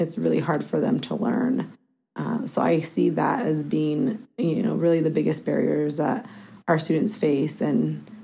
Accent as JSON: {"language": "English", "town": "Mount Vernon", "region": "Washington", "country": "United States", "tie": "born or raised there", "also_born_or_lived": "California", "said": "I actually was born and raised in my youth years in California, moved to Washington State in third grade, and then to Mount Vernon when I was in sixth grade. So I say I was raised here in Mount Vernon in Skagit County"}